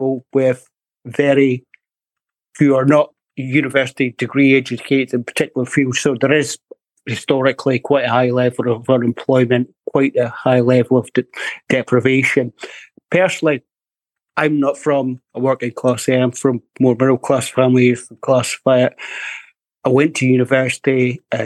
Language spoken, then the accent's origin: English; Dundee, Scotland, United Kingdom; also born or lived in Ireland; I'm from Dundee.